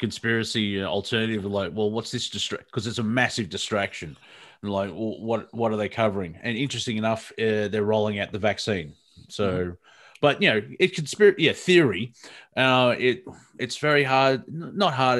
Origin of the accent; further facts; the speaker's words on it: Melbourne, Victoria, Australia; the suburb that I grew up here in Melbourne, Box Hill